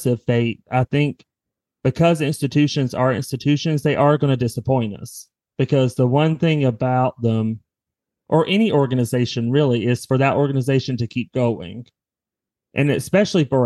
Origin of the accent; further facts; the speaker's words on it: the South, United States; growing up in the South